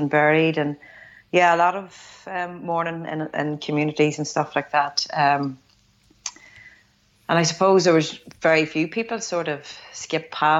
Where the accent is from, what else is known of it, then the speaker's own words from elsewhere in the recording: Tyrone, Northern Ireland, United Kingdom; I'm from Tyrone here. I live up in the north. So I guess at that time, pretty much like everybody born in 1974, we came through what would be classed as like the troubles.